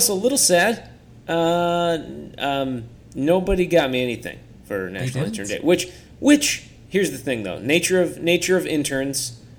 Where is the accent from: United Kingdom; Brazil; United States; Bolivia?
United States; Tennessee; born there; I was born in Tennessee